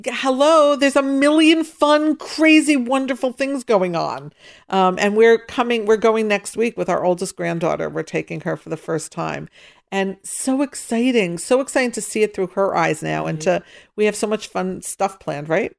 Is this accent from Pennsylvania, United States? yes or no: yes; Pittsburgh, Pennsylvania, United States; I grew up in Pittsburgh